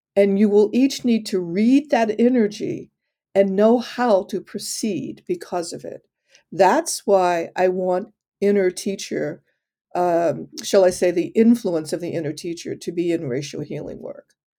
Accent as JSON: {"language": "English", "town": "Detroit", "region": "Michigan", "country": "United States", "tie": "born or raised there", "said": "I grew up in Detroit"}